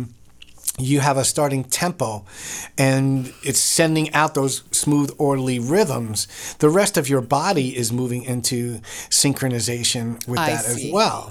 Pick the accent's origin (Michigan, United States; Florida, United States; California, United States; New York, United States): New York, United States; I'm from New York